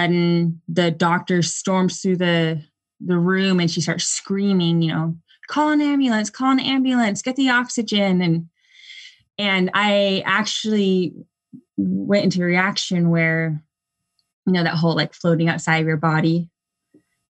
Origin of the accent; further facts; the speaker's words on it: Southern California, United States; also born or lived in Texas; now in Durham, North Carolina, United States; I grew up in Southern California, then moved to Texas, and then moved to North Carolina.